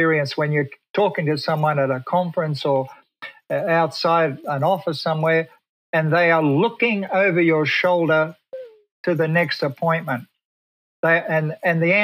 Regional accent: Australia; moved away as an adult; now in Pasadena, United States; I come from Australia.

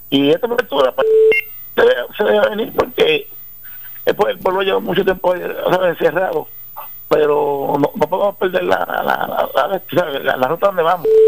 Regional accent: Ponce, Puerto Rico; now in Salinas, Puerto Rico; yo nací en Ponce, tú sabes, y, y a mi pueblo así

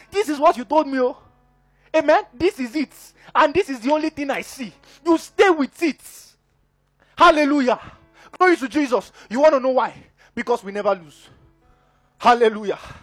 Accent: Ekiti, Nigeria; I'm from Ekiti.

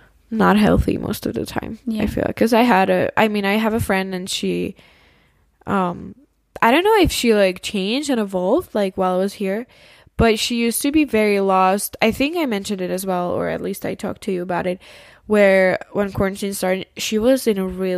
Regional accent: Czechia; for me, the Czech Republic is still, like, my home country. It's still a place where it's probably, like, a high chance that I will live there.

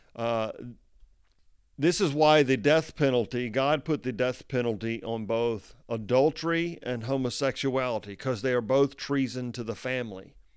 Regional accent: United States; I am an American

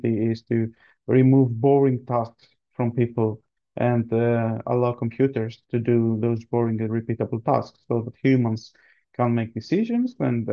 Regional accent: Greece; now in Sweden; I'm born and raised in Greece

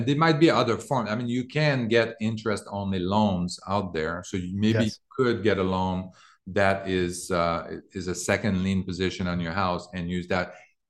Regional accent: Canada; moved away; I came from Canada in 2000.

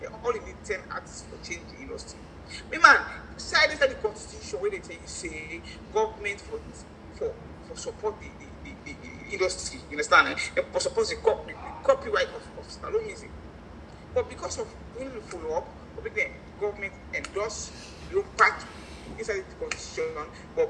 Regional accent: Jamaica; I never with Jamaica in my life because of why I am a Jamaican.

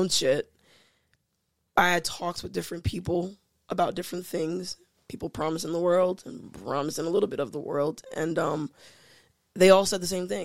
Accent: New York City, New York, United States; I'm from New York. Staten Island to be exact

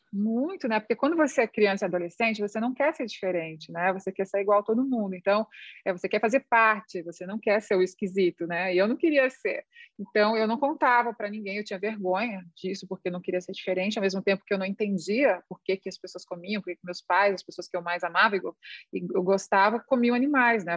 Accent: Santa Catarina, Brazil; a minha família é gaúcha, mas eu nasci em Santa Catarina

